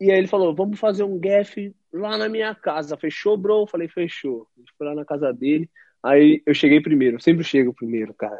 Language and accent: Portuguese; Brazil; moved away as an adult; eu saí daí do Brasil